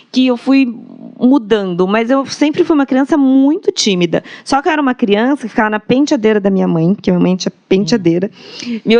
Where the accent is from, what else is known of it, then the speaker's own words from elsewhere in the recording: Mogi das Cruzes, São Paulo, Brazil; Eu sou de Mogi. Nasci aqui em Mogi das Cruzes.